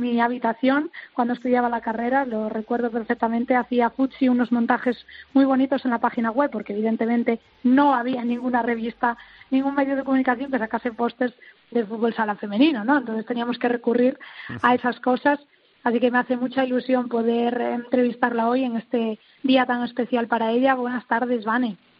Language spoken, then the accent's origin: Spanish; Galicia, Spain; mi tierra